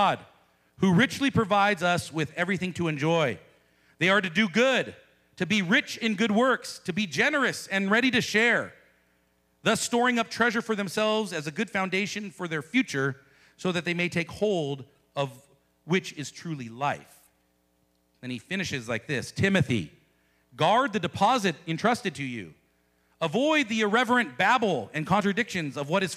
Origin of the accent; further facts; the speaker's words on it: United States; as American Christians